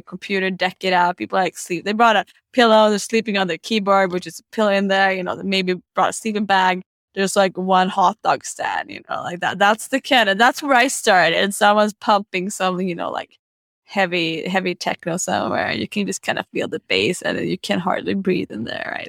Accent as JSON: {"language": "English", "town": "Stockholm", "region": "Stockholm County", "country": "Sweden", "said": "I'm from Stockholm."}